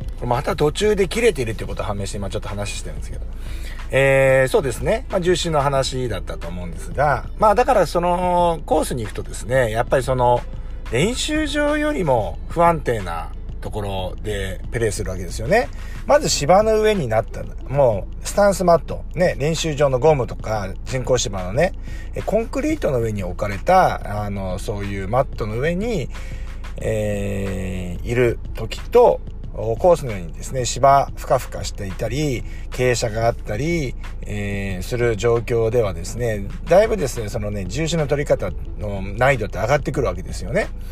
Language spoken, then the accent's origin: Japanese; Kujukuri coast, Chiba, Japan; 千葉の結構田舎の方に、九十九里浜の方にね、僕はあのー、え出身なんで、あっちの方で育った